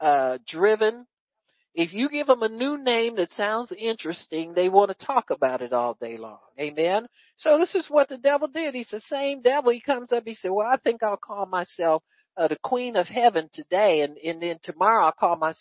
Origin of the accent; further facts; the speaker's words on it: United States; as American citizens